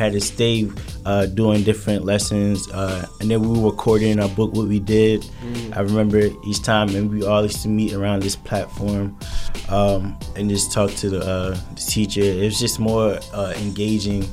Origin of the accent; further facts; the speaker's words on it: Linden, New Jersey, United States; growing up in Linden